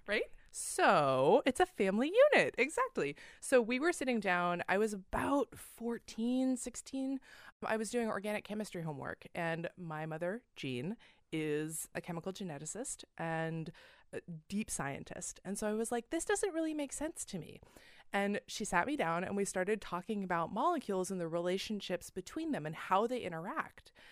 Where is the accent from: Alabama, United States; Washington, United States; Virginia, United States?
Washington, United States; Seattle; We grew up in the Seattle Pacific Northwest area